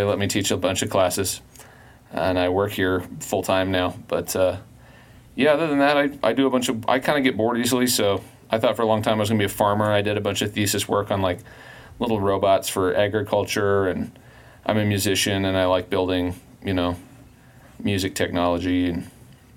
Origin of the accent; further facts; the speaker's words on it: Colorado, United States; I grew up in Colorado